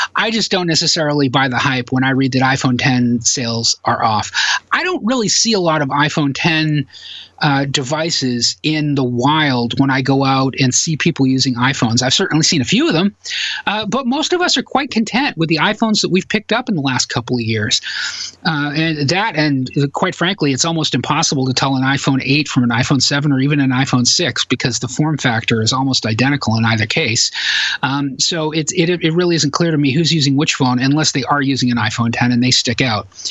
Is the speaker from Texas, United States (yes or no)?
no; Massachusetts, United States; born or raised there